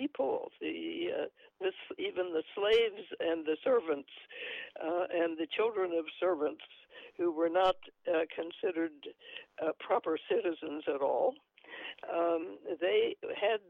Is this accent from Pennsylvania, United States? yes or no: no; New Mexico, United States; When I was growing up in New Mexico